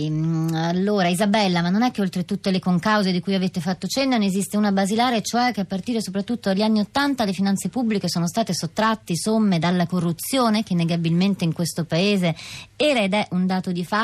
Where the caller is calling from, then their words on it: Rome, Lazio, Italy; Sì, sono da Roma.